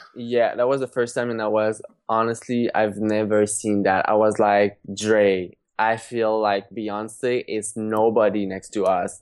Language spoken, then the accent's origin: English; Trois-Rivières, Quebec, Canada; back in my hometown, Trois Rivières